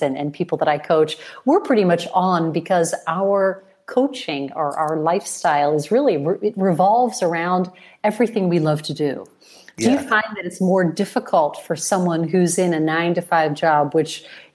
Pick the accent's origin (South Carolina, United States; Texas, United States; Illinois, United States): Illinois, United States; Chicago; now in Italy; I was born in Chicago.